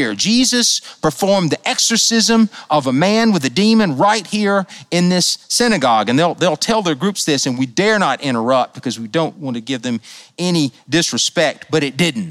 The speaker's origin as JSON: {"language": "English", "country": "United States", "said": "I was a reverend from the United States"}